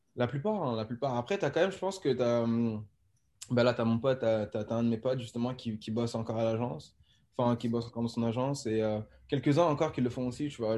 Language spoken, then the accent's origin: French; France; now in Amsterdam, Netherlands; on est beaucoup de Français.